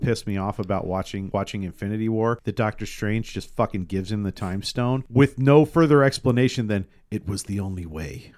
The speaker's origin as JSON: {"language": "English", "town": "Tacoma", "region": "Washington", "country": "United States", "tie": "born or raised there", "said": "I grew up in the eighties and nineties in Tacoma"}